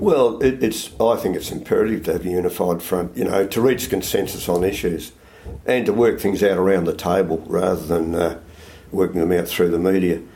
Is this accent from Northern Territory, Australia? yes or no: no; Melbourne, Victoria, Australia; moved away as an adult; also born or lived in Toowoomba, Queensland; now in South Australia, Australia; I was born in Melbourne and educated in Melbourne, but I left Melbourne um, when I left school